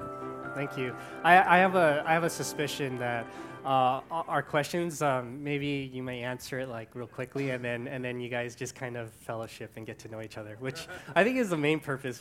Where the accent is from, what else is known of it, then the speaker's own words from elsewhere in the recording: Canada; born there; unfortunately, I was born in Canada, so that's not the U.S.